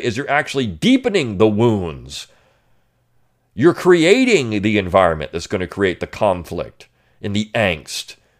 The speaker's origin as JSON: {"language": "English", "region": "Delaware", "country": "United States", "tie": "born or raised there", "said": "I grew up in Delaware"}